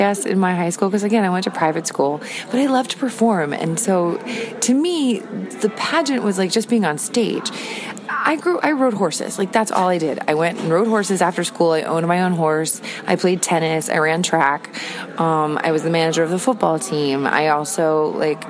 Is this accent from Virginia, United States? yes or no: yes; Virginia, United States; I grew up in Virginia